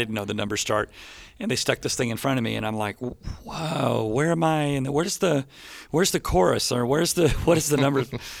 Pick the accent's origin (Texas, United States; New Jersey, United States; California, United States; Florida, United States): Texas, United States; Dallas; now in Nashville, United States; I come from Dallas, Texas.